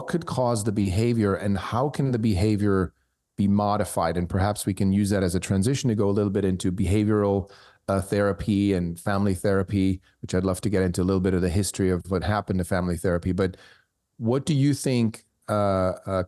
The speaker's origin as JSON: {"language": "English", "country": "Switzerland", "tie": "born or raised there", "moved": "yes", "said": "I was born in Switzerland, I speak German"}